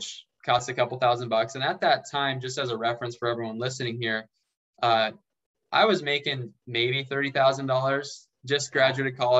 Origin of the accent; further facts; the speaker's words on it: David City, Nebraska, United States; moved away as an adult; also born or lived in Lincoln, Nebraska; now in Las Vegas, United States; I'm from David City. My now wife and I met back in high school at the Butler County Fair